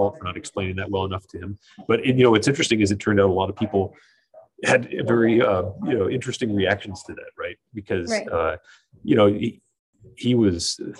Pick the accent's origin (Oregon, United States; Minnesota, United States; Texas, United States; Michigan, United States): Oregon, United States; moved away as an adult; also born or lived in Syracuse, New York / Fresno, California; now in New Hampshire, United States; I went back to work where I grew up in Oregon